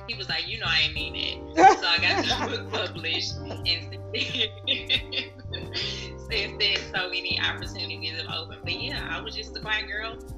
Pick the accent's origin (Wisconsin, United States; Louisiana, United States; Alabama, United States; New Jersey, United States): Louisiana, United States; Baton Rouge; now in Dallas, United States; I'm originally from Baton Rouge. Um, I currently live in Dallas, Texas